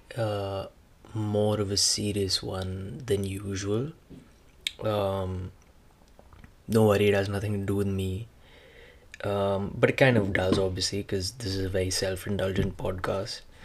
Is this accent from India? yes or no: yes; India; now in Canada; being Indian